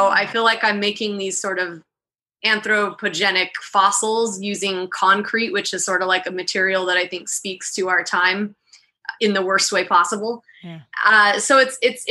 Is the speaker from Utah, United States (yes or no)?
yes; Salt Lake City, Utah, United States; moved away as an adult; now in Miami, United States; I was born and raised in Utah, Salt Lake City